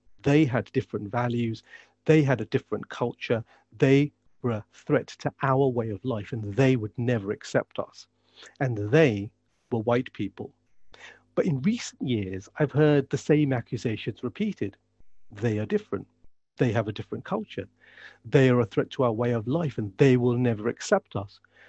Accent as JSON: {"language": "English", "country": "United Kingdom", "said": "I am a Muslim. I'm a British Pakistani Muslim."}